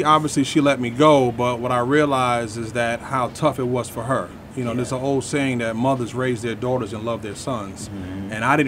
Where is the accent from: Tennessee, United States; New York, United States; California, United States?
New York, United States; New York City; moved away as an adult; also born or lived in Long Island / New Jersey; I was born in New York City. I moved around a lot. I was born in New York. I grew up in the Bronx, Long Island, and Jersey. And after high school, I came down here to go to Morehouse College.